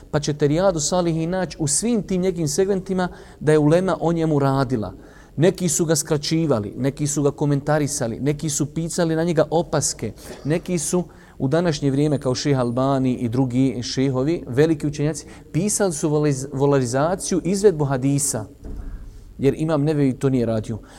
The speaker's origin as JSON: {"language": "Croatian", "country": "Bosnia & Herzegovina", "said": "kod nas u Bosni"}